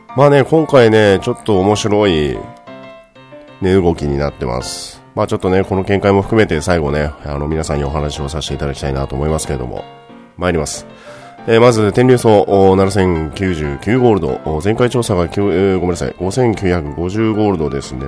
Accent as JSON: {"language": "Japanese", "region": "Fukuoka", "country": "Japan", "tie": "born or raised there", "moved": "yes", "lives_now": "Tokyo, Japan", "said": "私は出身が福岡の方なので"}